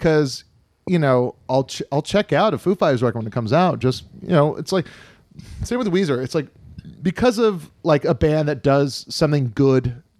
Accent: Kailua, Hawaii, United States; I'm from Kailua.

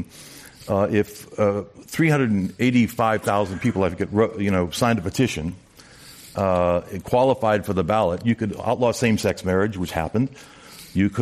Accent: California, United States; we're Californian

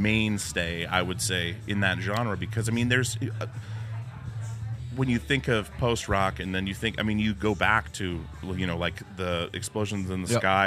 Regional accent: Alaska, United States; we grew up in Alaska

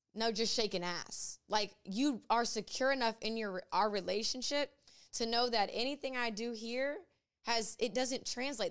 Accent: Ocean Springs, Mississippi, United States; I was raised in Ocean Springs, Mississippi

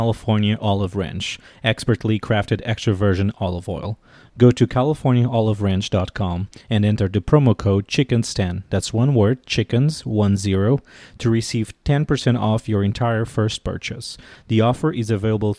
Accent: Portugal; moved away as an adult; now in Washington, D.C., United States

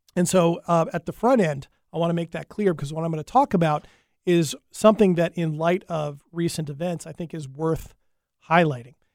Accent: United States; being an American

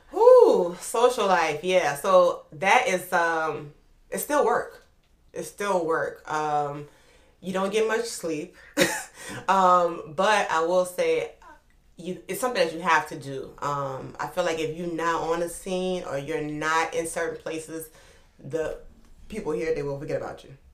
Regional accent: New Orleans, Louisiana, United States; moved away as an adult; also born or lived in Oklahoma / Atlanta; I'm from New Orleans, Louisiana, uptown. Upper Line to be exact

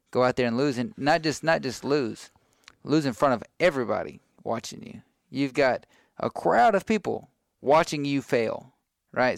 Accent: Cameron, Texas, United States; also born or lived in Brenham, Texas; I grew up in Cameron, Texas.

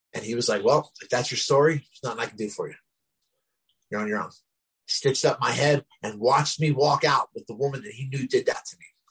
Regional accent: Glassboro, New Jersey, United States; I was the first homeless person in my hometown, Glassboro, New Jersey

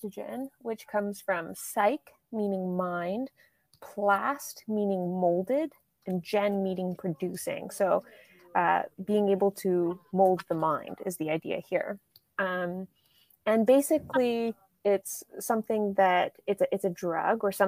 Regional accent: Canada; moved away; I grew up in Canada

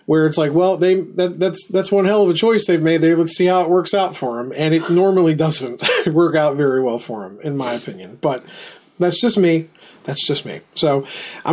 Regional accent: Southern West Virginia, United States; I am from Southern West Virginia, where biscuits are king

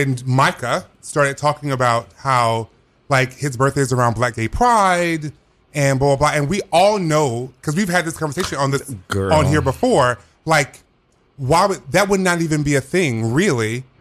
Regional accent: the South, United States; I'm from the South. I do know growing up

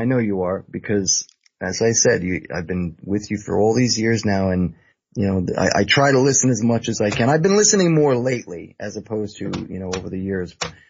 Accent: United States; I am an American.

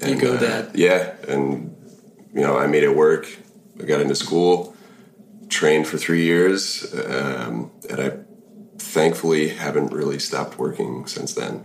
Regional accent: Minnesota, United States; I'm from from Minnesota

